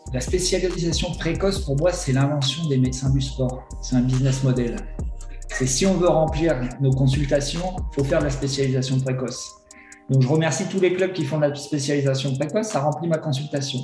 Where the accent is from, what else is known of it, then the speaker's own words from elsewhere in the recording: north of France, France; moved away as an adult; also born or lived in Grenoble; Je suis originaire du nord de la France. J'ai commencé mes études de médecine là-haut, à Lille